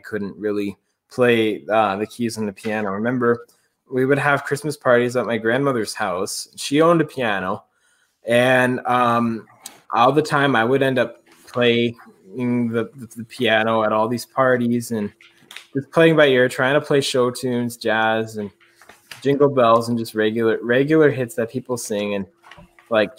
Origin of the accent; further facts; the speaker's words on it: Ontario, Canada; moved away as an adult; also born or lived in United States; now in Montreal, Canada; when I was here in Ontario, I would have organ lessons weekly